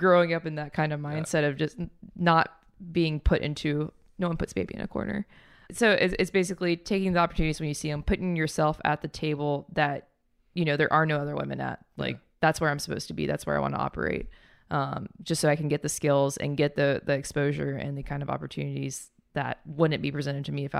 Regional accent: Huntsville, Alabama, United States; I grew up in Huntsville, which was like very engineer focused

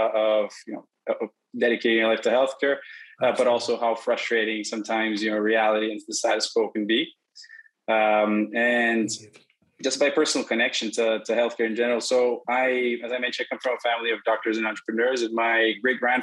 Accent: São Paulo, Brazil; also born or lived in New York; I'm originally from Sao Paulo, Brazil. I went to law school here, but never practiced.

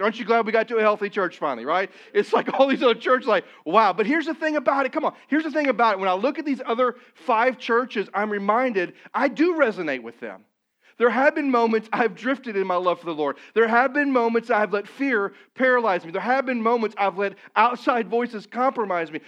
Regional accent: Missouri, United States; moved away; I'm from Missouri

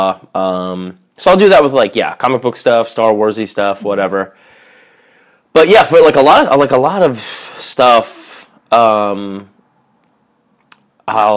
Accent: New York, United States; I grew up in New York

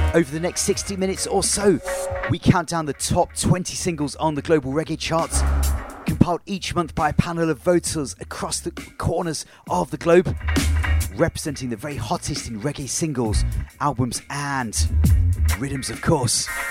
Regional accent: Leicester, East Midlands, United Kingdom; here in my hometown of Leicester

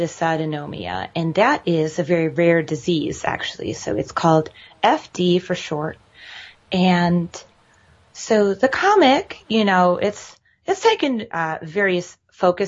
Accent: Michigan, United States; moved away as an adult; now in Brooklyn, United States; I'm originally from Michigan. And I moved here to Brooklyn in 2010

